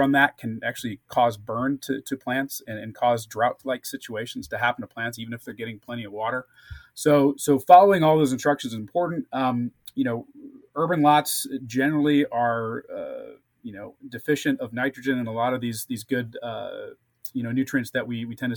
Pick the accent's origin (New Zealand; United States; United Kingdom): United States; St. Louis, Missouri; now in California, United States; I grew up in St. Louis area